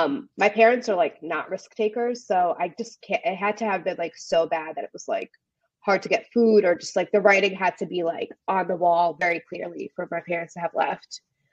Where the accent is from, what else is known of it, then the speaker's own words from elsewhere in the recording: New Jersey, United States; English is a second language; also born or lived in Ukraine / Brooklyn, New York; But mostly I grew up in New Jersey because my parents had moved when I was like, so like from 3 to 8, I lived in Brooklyn, and then we moved to New Jersey. So I grew up there.